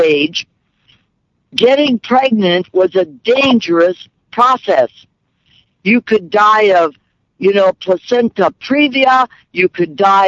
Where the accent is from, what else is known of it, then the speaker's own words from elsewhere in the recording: Midwest, United States; I was raised in the Midwest, Catholic